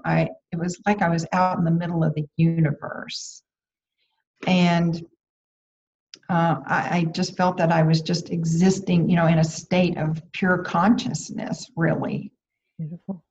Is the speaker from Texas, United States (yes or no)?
yes; about 90 miles from Houston, Texas, United States; moved away; I had stayed in, in my hometown, which was about 90 miles from Houston